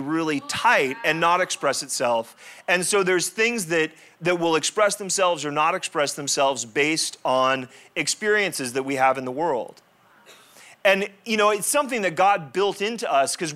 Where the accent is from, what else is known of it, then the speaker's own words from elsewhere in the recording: La Jolla, California, United States; I grew up in La Jolla